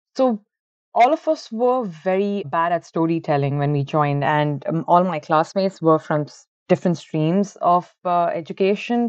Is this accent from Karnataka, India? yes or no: yes; Bangalore, Karnataka, India; moved away as an adult; also born or lived in Ahmedabad, India; now in Ireland; originally I am from Bangalore. It's the IT capital of India, and I've been born and brought up over there.